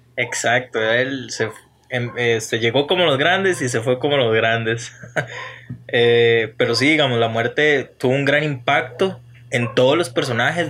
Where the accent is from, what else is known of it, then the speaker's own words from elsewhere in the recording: Juan Viñas, Cartago, Costa Rica; Yo no soy de Turrialba, yo soy de Juan Viñas